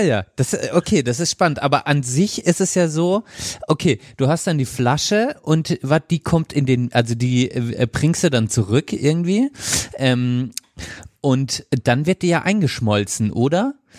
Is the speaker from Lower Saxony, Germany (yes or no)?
no; Freiburg, Baden-Württemberg, Germany; bei uns in Freiburg